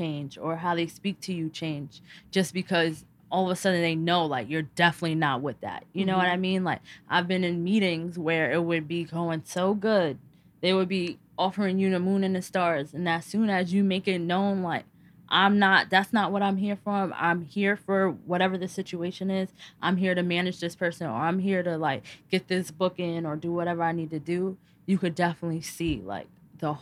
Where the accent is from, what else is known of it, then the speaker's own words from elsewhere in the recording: New York City, New York, United States; I am from Harlem